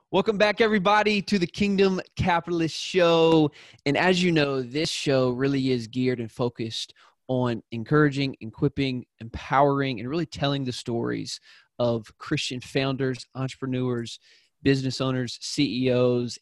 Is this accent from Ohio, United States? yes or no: no; South Carolina, United States; I'm from South Carolina